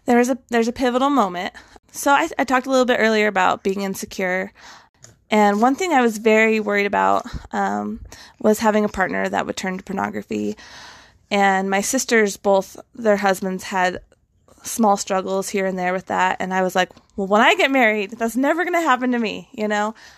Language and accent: English; Western United States, United States; I grew up kind of in the Western side of the United States